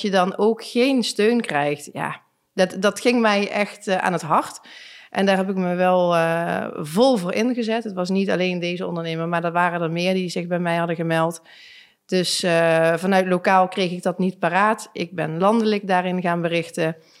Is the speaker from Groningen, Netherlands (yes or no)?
no; Limburg, Netherlands; En als wij als Limburgers twee uur moeten reizen met een kind